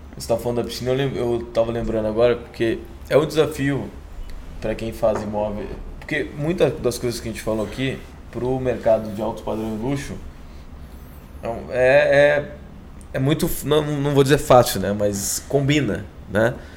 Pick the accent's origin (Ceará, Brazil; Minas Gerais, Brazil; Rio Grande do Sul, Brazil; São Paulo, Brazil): Rio Grande do Sul, Brazil; Guaíba; ali do lado de Porto Alegre, Guaíba, do outro lado do Rio, onde eu cresci lá, minha família ainda mora lá